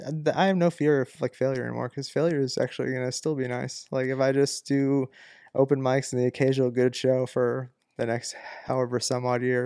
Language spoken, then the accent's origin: English; Massachusetts, United States; I was a vegan because I was from Massachusetts